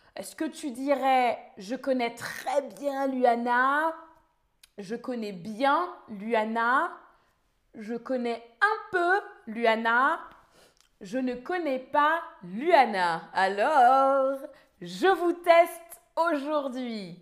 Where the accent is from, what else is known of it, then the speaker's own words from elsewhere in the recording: near Paris, Île-de-France, France; je viens de France, je suis française. J'ai grandi près de Paris